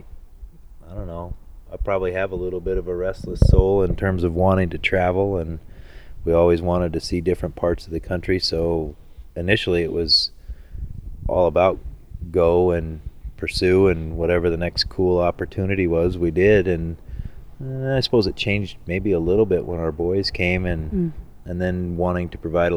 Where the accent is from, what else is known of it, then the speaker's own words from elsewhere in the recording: Lemmon, South Dakota, United States; also born or lived in Grinnell, Iowa; now in Lead, United States; Lemon, South Dakota was my hometown